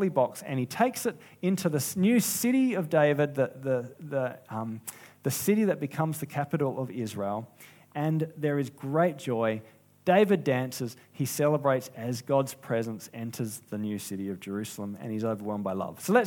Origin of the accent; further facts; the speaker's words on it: South Australia, Australia; I'm from South Australia